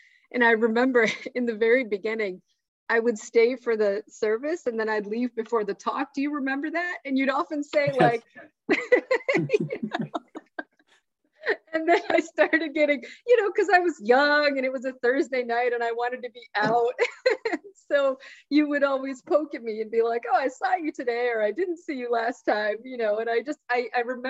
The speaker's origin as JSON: {"language": "English", "town": "Syracuse", "region": "New York", "country": "United States", "tie": "born or raised there", "said": "growing up in Syracuse"}